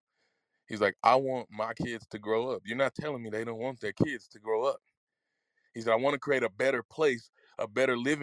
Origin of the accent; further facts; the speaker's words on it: Mississippi, United States; When I was growing up in Mississippi